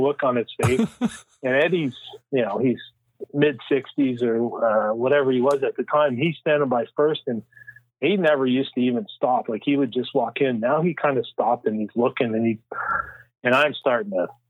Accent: Canada; I'm the only one from Canada

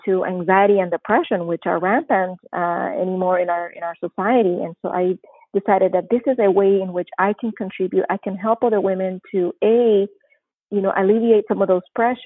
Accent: Panama; moved away as an adult; also born or lived in New Jersey / Missouri / California; now in Oregon, United States; I'm originally from Panama, born and raised, and as of March this year, I will have been living in the United States for 30 years

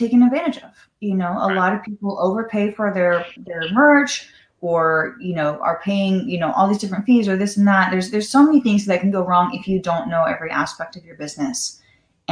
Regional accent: Los Angeles, California, United States; growing up in Los Angeles, I was that hard partying, drinking all the time

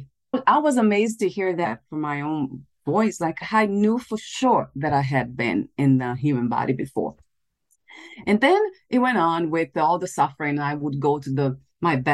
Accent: Brazil; I was born in Brazil

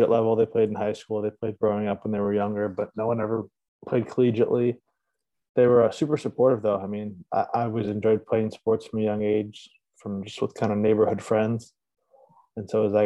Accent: Shoreline, New Haven area, Connecticut, United States; also born or lived in Providence, Rhode Island; I'm from Shoreline, Connecticut, New Haven, Connecticut area

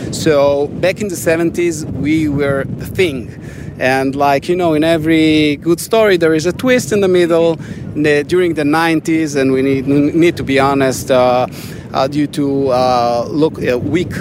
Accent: Arad, Southern District, Israel; I was born and raised in Arad

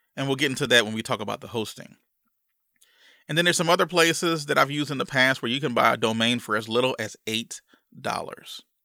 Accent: Louisiana, United States; growing up in Louisiana

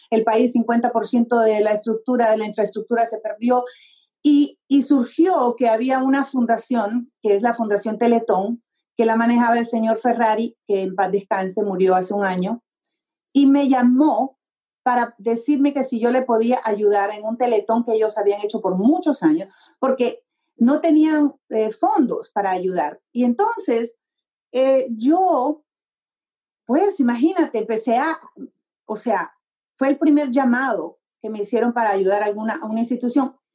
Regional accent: Honduras; born or raised there; moved away as an adult; also born or lived in Tegucigalpa, Honduras / New Mexico, United States / Texas, United States; now in United States

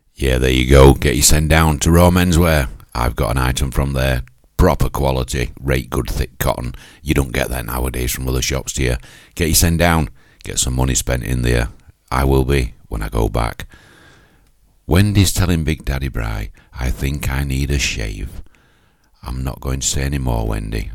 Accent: Yorkshire and the Humber, United Kingdom; accent: Yorkshire; It's my Yorkshire accent

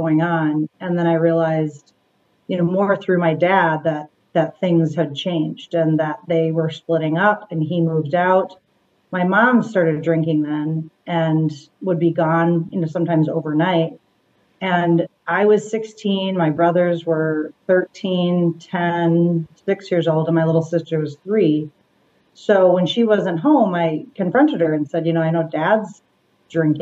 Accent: Minneapolis, Minnesota, United States; I grew up in Twin Cities of Minneapolis, so west suburbs

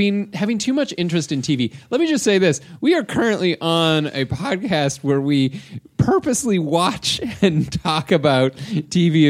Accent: Canada; I'm Canadian.

